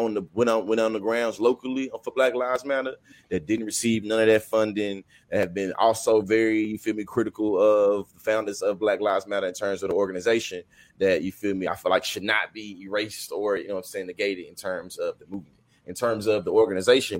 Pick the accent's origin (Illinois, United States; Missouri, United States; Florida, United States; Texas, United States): Texas, United States; I'm from Texas